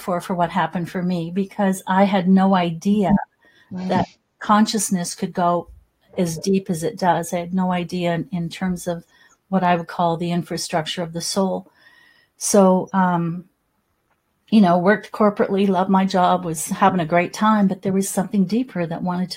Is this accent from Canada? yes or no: yes; Salmon Arm, British Columbia, Canada; So I remember growing up in Salmon Arm, BC, in the interior of British Columbia, Canada